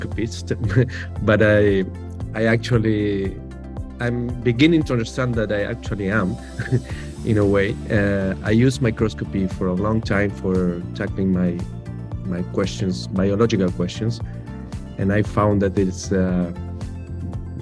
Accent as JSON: {"language": "English", "country": "Uruguay", "tie": "born or raised there", "also_born_or_lived": "United States", "said": "I was born in Uruguay and raised here"}